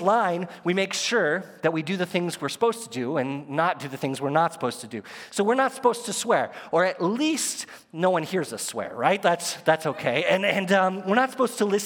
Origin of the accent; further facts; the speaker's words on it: United States; As an American